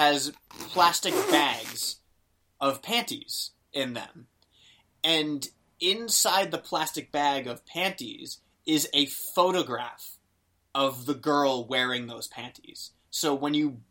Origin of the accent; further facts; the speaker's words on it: Boston, Massachusetts, United States; I'm from Boston